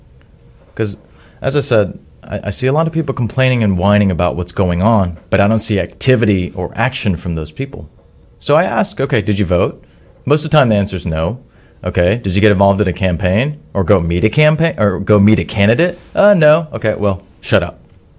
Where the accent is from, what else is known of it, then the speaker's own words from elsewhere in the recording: United States; Because I'm Korean American, so I'm here because they fought.